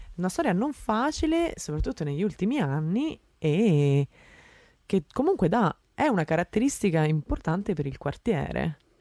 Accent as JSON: {"language": "Italian", "town": "Rome", "region": "Lazio", "country": "Italy", "tie": "born or raised there", "moved": "as an adult", "lives_now": "Netherlands", "said": "io sono nata a Roma, cresciuta a Roma, romana di Roma"}